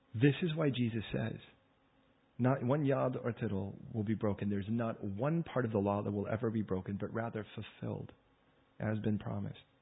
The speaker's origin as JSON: {"language": "English", "country": "United States", "moved": "as an adult", "lives_now": "United Kingdom", "said": "I'm American"}